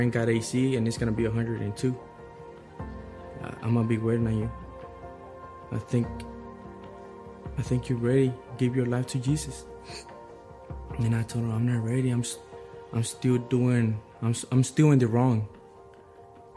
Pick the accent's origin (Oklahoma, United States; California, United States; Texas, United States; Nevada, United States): Texas, United States; Waco; I'm from Waco, Texas